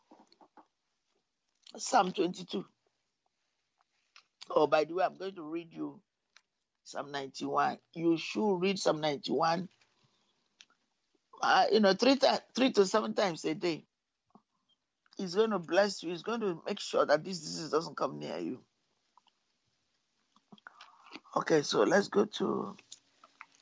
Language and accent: English; Nigeria; I was born in Nigeria